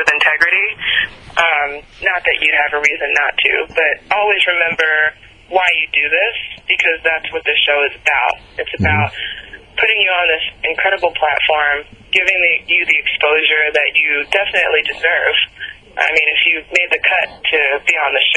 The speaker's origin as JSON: {"language": "English", "region": "New York", "country": "United States", "moved": "yes", "said": "As a New Yorker"}